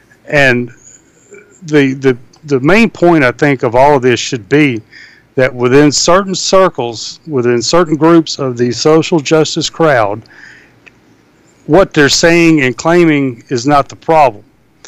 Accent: Deep South, United States; My experiences growing up in the Deep South will be greatly different than yours.

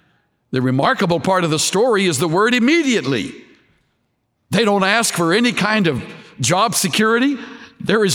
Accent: South Texas, United States; I was raised in the Gulf waters of South Texas

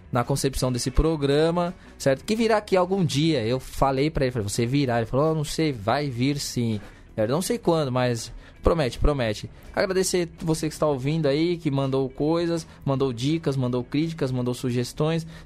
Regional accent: São Paulo, Brazil; accent: paulistano; é o estado de São Paulo, né? Nós somos um podcast paulista. Pois é. Né, mas paulistano.

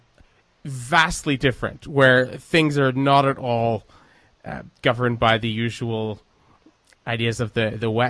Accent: Quebec, Canada; growing up in Canada

